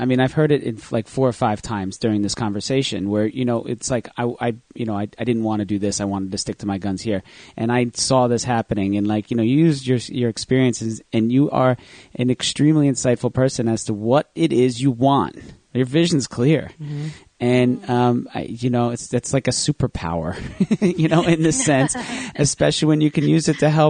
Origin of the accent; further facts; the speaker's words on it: New Jersey, United States; accent: New Jersey; I just put my New Jersey accent on.